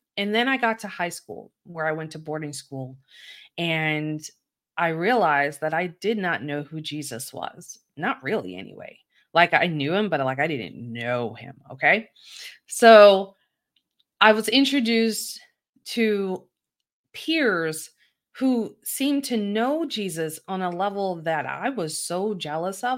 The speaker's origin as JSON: {"language": "English", "town": "Baltimore", "region": "Maryland", "country": "United States", "tie": "born or raised there", "said": "I'm from Baltimore City, a very urban part of Baltimore, and it is not uncommon for, uh, people to go to church where I live"}